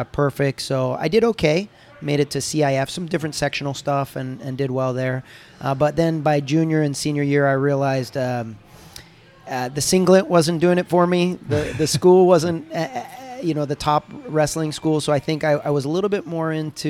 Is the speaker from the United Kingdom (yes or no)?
no; United States; moved away as an adult; also born or lived in Japan / Brazil; I was the first American black belt under Professor Fabio